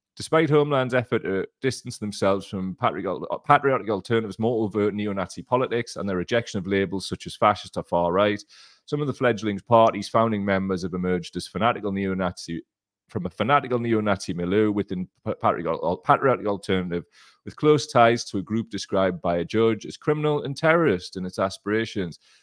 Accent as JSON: {"language": "English", "area": "Gator / Blyth area", "region": "North East England", "country": "United Kingdom", "said": "we're from Gator and Blythe"}